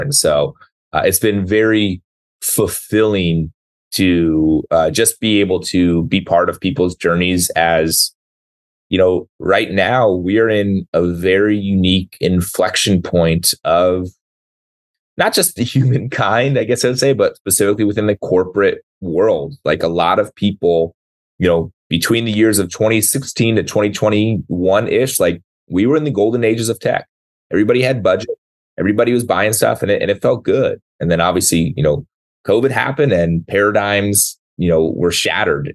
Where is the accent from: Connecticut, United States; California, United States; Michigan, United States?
California, United States; San Diego; moved away as an adult; also born or lived in Seattle; I grew up down in San Diego